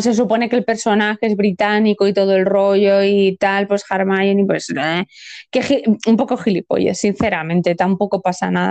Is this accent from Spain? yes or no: yes; Spain